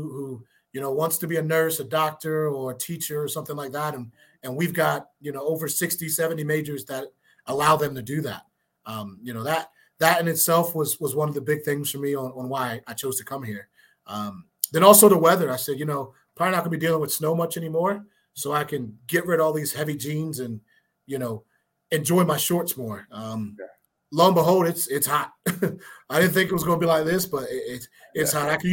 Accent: Maryland, United States; moved away as an adult; also born or lived in West Virginia; now in New Mexico, United States; originally I'm from Maryland.

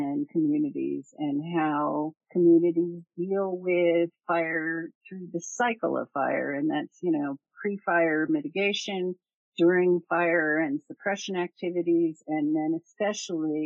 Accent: Barnegat Bay, New Jersey, United States; moved away as an adult; also born or lived in Colorado; I grew up in New Jersey on Barnegat Bay.

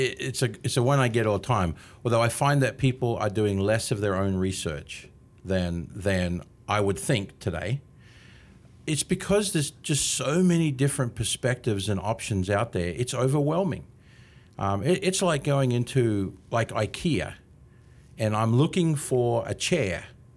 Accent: Australia; now in Canby, United States; But, you know, 27 and a half years here from Australia. And apparently, I haven't lost my accent yet.

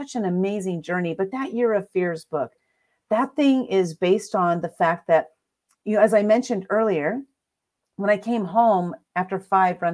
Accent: San Diego, California, United States; I'm from San Diego, California. I was born and raised.

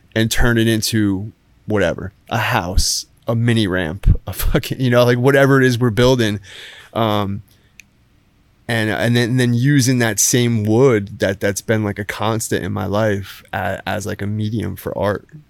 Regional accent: Brick, New Jersey, United States; moved away as an adult; also born or lived in New York / Los Angeles / San Diego / Lake Tahoe; now in Savannah, United States; I grew up in Jersey. I grew up on, on the Jersey Shore

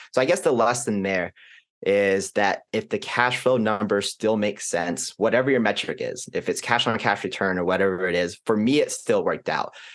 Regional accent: Arlington, Texas, United States; also born or lived in Kansas / Houston; I was born in Kansas, don't remember anything about it. And then majority of our family's life has been in and around Texas from Houston and most notably Arlington for the past, you know, fifteen years or so

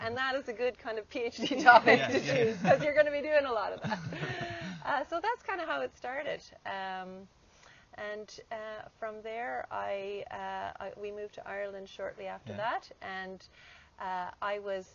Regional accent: Canada; moved away; I guess I'm Canadian originally, and I was working in Canada

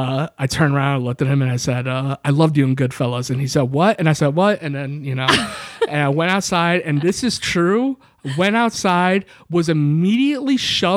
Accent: New York, United States; I am from New York.

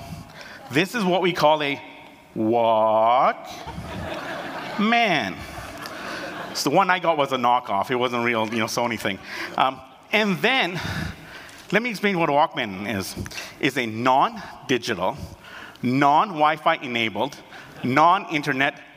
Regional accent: Canada; also born or lived in Uganda / United Kingdom; I was born in Uganda. And then at the age of 18 months, we fled Uganda and we went to the United Kingdom for 2 years. And after that, we came to Canada.

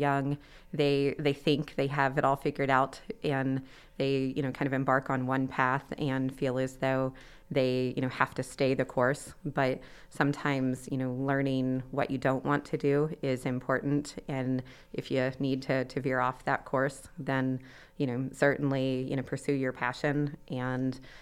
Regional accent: Anderson, Indiana, United States; also born or lived in Washington, D.C.; I'm from Anderson

